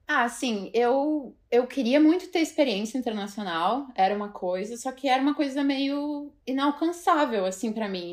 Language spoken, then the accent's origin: Portuguese; Nova Petrópolis, Rio Grande do Sul, Brazil; moved away as an adult; now in New York, United States; eu sou de Nova Petrópolis, que é uma cidadezinha em, em, no Rio Grande do Sul, ali pertinho de Gramado, Canela